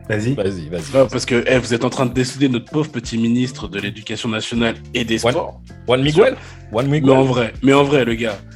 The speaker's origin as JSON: {"language": "French", "country": "Switzerland", "said": "Comme, nous, on est Suisse, argument contre argument, tu, connais."}